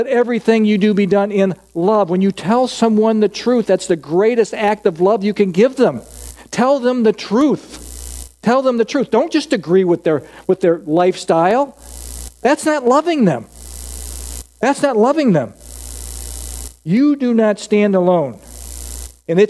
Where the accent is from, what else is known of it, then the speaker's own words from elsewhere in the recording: United States; I'm an American